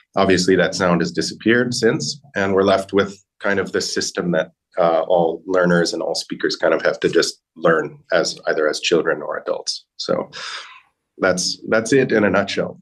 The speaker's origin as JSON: {"language": "English", "country": "United States", "accent": "American", "said": "my American accent, I have a very strong, we call it a rhotic R"}